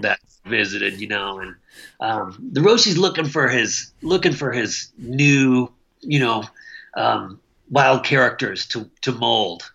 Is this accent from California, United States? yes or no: no; Michigan, United States; also born or lived in Okayama, Japan / Missoula, Montana; now in Langley, United States; I'm a Midwestern boy. I grew up in Michigan